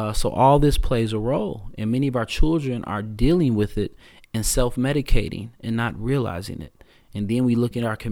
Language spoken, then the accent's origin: English; Chicago, Illinois, United States; I was born in Morgan Park